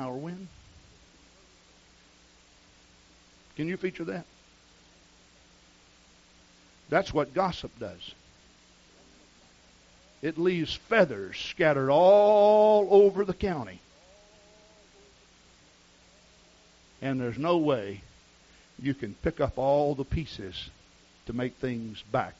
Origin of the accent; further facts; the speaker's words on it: the South, United States; I grew up in the South, and the culture is so different there